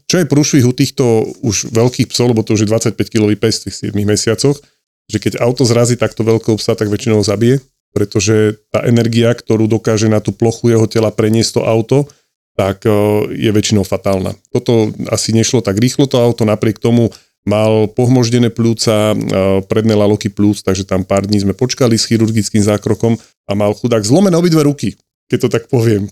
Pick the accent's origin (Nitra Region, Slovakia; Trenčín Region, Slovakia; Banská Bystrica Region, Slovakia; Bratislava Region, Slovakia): Bratislava Region, Slovakia; Bratislava; som z Bratislavy a tým pádom medzi klientami mám spustu kamarátov, známych, rodina, eh, ľudí, ktorých poznám ešte od detstva zo sídliska